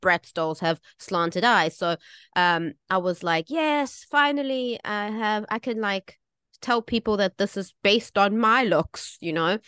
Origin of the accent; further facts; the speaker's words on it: South Africa; now in Taiwan; I grew up in South Africa.